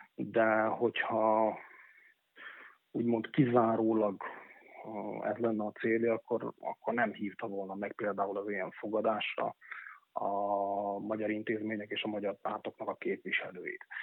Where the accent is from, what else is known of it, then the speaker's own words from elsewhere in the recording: Upper Hungary Hungarian, Felvidék, Slovakia; felvidéki magyarként